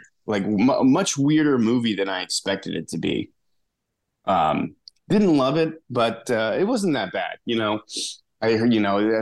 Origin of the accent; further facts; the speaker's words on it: East Coast, United States; moved away as an adult; also born or lived in Connecticut; now in Texas, United States; growing up on the East Coast.